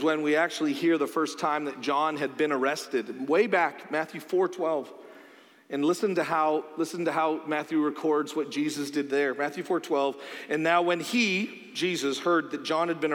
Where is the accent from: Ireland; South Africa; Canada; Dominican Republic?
Canada; now in United States; I'm Canadian